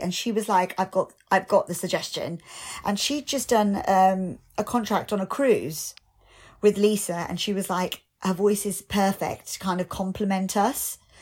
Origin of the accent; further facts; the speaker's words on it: United Kingdom; being British Asian